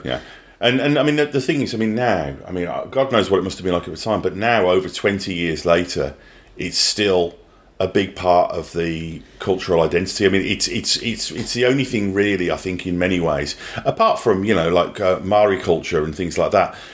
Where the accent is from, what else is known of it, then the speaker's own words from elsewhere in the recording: Birmingham, West Midlands, United Kingdom; now in New Zealand; I grew up in Birmingham in England